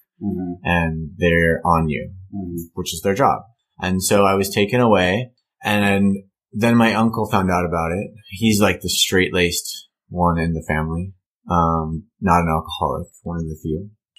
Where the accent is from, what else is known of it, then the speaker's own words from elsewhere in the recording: California, United States; A little mix of Newport, Costa Mesa.